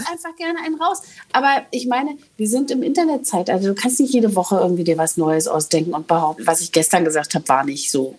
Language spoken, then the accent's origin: German; East Germany, Germany; als Ostdeutsche